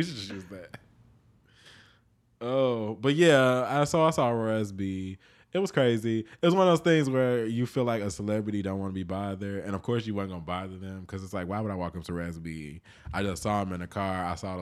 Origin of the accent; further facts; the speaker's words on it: Chicago, Illinois, United States; also born or lived in New York; now in Los Angeles, United States; I'm from Chicago